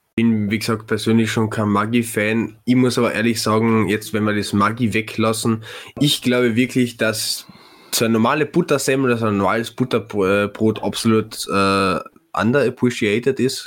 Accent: Klagenfurt, Carinthia, Austria; ich als Klagenfurter

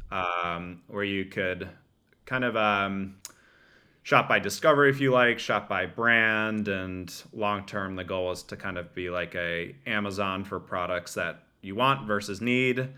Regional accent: Bergen County, northern New Jersey, United States; grew up in northern New Jersey in, uh, Bergen County, about forty-five minutes outside, uh, New York City.

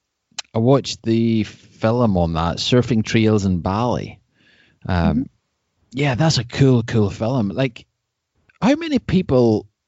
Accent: Ireland; Well, I'm from Ireland.

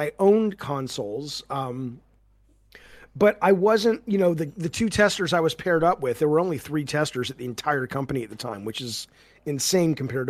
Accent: Santa Monica, California, United States; oh, these guys are in my hometown. They're in Santa Monica.

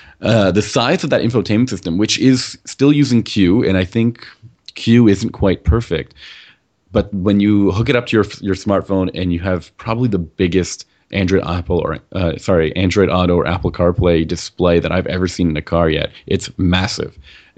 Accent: Canada; I'm still here in Toronto, and you're over there in Quebec, and you know, we're still Canadian

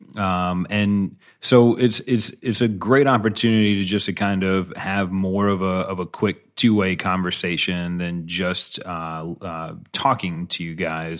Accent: Buffalo, New York, United States; I grew up in Buffalo

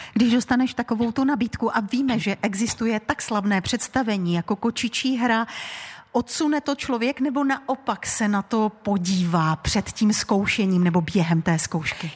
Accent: Karviná District, Moravian-Silesian Region, Czechia; všechny tři jsme z Moravskosleského kraje. Nás dvě spojuje okres Karviná

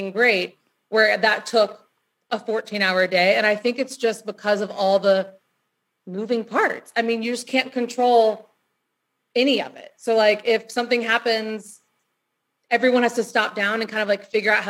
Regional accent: Destin, Florida, United States; moved away; I'm from Destin, Florida

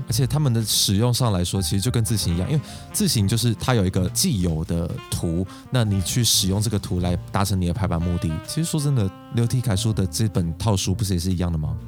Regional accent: Taiwan; 那我们台湾人的字体会是什么样子呢

